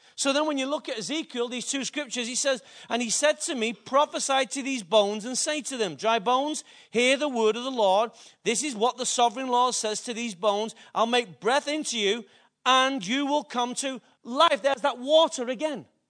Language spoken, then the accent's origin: English; Manchester, North West England, United Kingdom; I'm from Openshaw